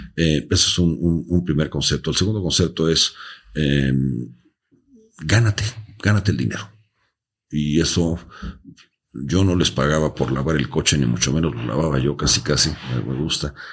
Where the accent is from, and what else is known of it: Mexico